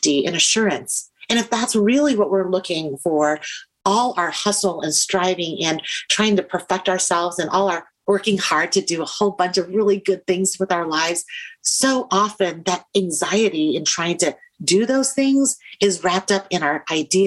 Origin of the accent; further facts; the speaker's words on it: United States; as an immigrant growing up in the United States